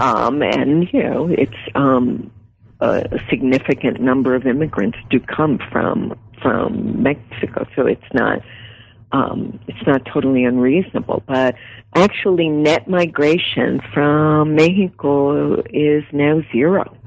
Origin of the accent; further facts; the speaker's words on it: Puerto Rico; now in United States; I was born in Puerto Rico, I'm an immigrant